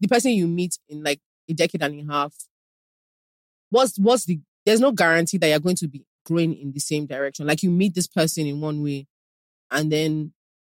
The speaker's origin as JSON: {"language": "English", "country": "Nigeria", "said": "as Nigerian women, we're raised very, very specific"}